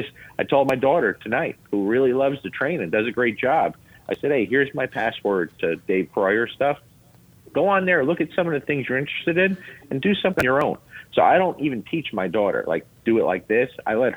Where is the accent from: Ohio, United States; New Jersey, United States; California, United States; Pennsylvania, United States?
New Jersey, United States; Lodi; accent: Jersey accent; now in Kentucky, United States; I'm born and raised in Lodi, New Jersey, okay? Bergen County, New Jersey. People down here, I've been here 20 years now, over 20 years in Kentucky. People down here still think I have a Jersey accent.